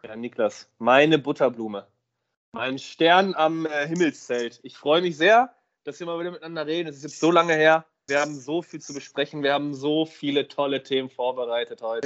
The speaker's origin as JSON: {"language": "German", "region": "Hamburg", "country": "Germany", "said": "als Hamburger"}